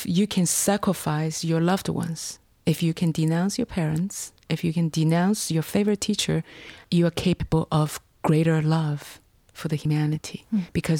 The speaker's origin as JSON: {"language": "English", "country": "China", "tie": "born or raised there", "said": "Because I was taught to write I Love You"}